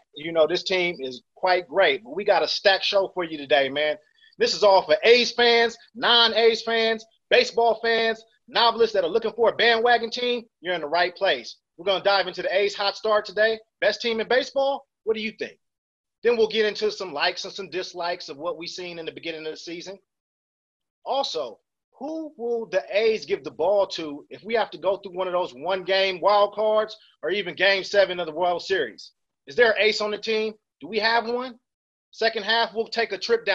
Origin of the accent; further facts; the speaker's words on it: Oakland, California, United States; I'm from Oakland